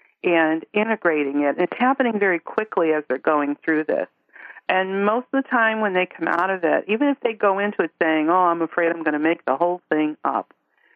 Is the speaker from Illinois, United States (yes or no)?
yes; Chicago, Illinois, United States; I grew up in Chicago, but that never felt like home